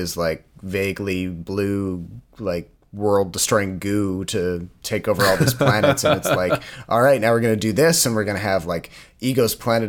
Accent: East Coast, Canada; now in Ontario, Canada; Because when I was growing up on the East Coast of Canada, people were almost absurdly polite at the end of movies.

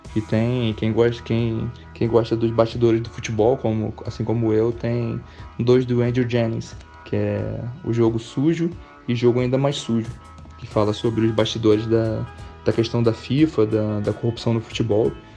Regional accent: Rio de Janeiro, Brazil; moved away; eu sou carioca, né, então ouvi as instalações irem crescendo e todo o processo de, de escolha do Rio como cidade e das construções esportivas que eram bem próximas à minha casa

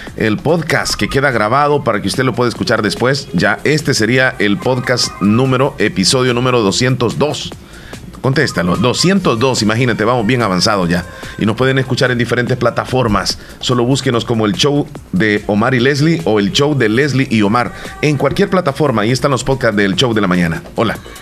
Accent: El Salvador; como buenos salvadoreños

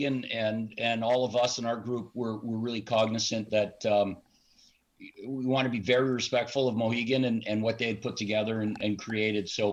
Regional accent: Montreal, Quebec, Canada; moved away; also born or lived in Providence; I grew up in Montreal, or I was born in Montreal

